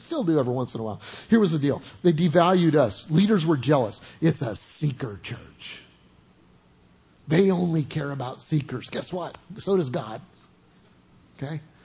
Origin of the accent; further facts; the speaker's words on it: Oklahoma, United States; I'm from Oklahoma